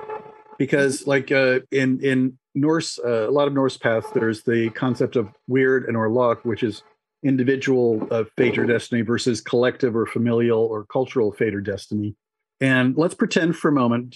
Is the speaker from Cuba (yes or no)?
yes; Cuba; moved away; I was born in Cuba.